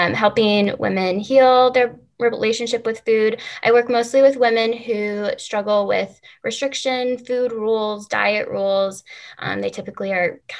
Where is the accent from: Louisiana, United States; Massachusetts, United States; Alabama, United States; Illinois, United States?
Illinois, United States; Chicago; moved away as an adult; I came back to Chicago, which is my hometown.